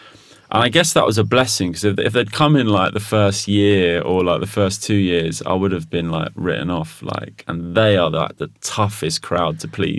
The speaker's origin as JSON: {"language": "English", "town": "Mosul", "region": "Nineveh", "country": "Iraq", "said": "Yeah, we're from Mosul, from the north."}